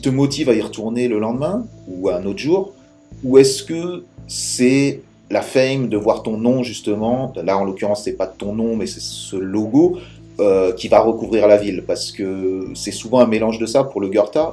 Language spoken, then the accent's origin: French; France; en tant que Français